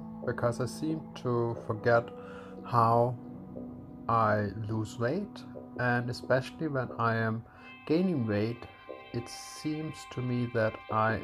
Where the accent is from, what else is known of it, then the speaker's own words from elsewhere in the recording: Denmark; I have Pakistani parents and I grew up in Denmark, where I was also born